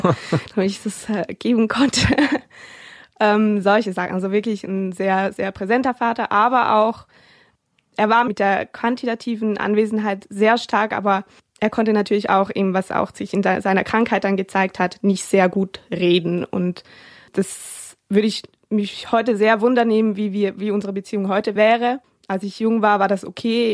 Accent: Switzerland; Ich komme ja aus der Schweiz

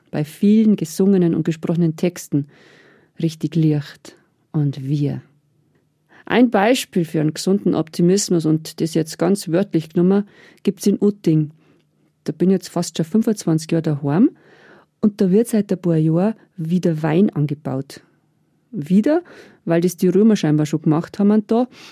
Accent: Niederalteich, Bavaria, Germany; aus meiner Jugend in Niederalteich.

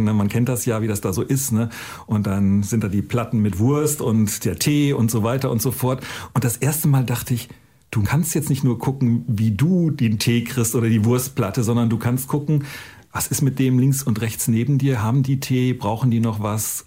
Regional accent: North Germany, Germany; born or raised there

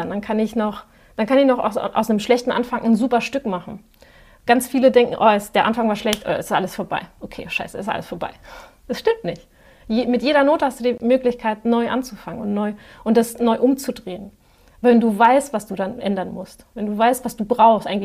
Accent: Spain; ich sage immer, ich bin Spanierin und neige zur Übertreibung.

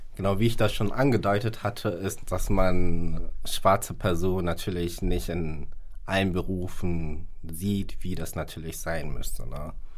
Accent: Hamburg, Germany; also born or lived in Ghana; gebürtig aus Ghana und lebe seit meiner Lebenszeit hier in Hamburg

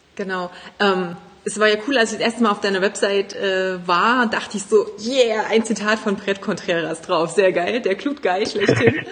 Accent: Germany; bei uns in Deutschland

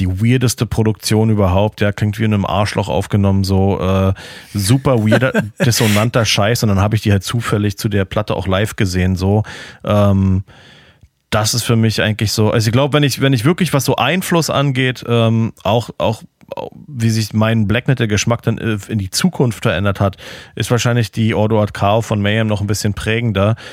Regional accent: Berlin, Germany; now in Florida, United States; als Berliner

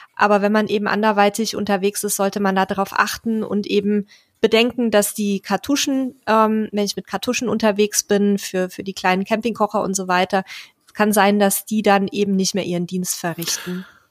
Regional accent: Bavaria, Germany; meine Heimat

